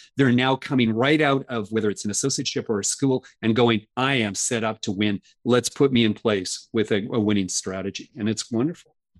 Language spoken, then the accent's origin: English; Canada; I'm Canadian